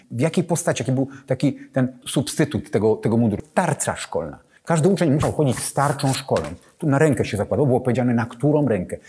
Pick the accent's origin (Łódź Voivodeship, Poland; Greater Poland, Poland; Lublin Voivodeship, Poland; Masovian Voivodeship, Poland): Masovian Voivodeship, Poland; Sochaczew; zacząłem szkołę podstawową w miasteczku powiatowym pod Warszawą, w Sochaczewie